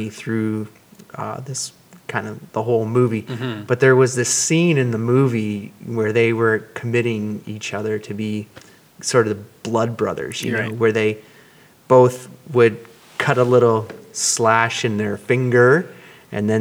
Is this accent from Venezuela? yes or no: no; Cambridge, Ontario, Canada; when I was a young lad growing up in Cambridge, Ontario